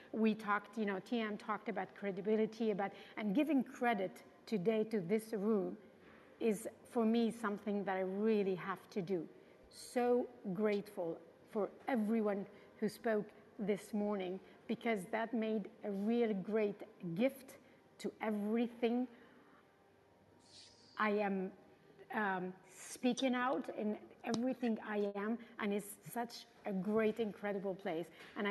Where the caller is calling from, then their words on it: Paris, Île-de-France, France; English is a second language; Oh, my God. I hope I can find my words in English. I'm tuning in from Paris.